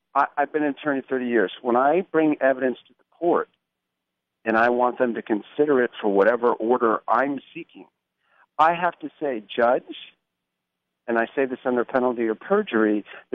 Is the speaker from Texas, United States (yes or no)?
no; Huntington, New York, United States; now in California, United States; I'm originally from New York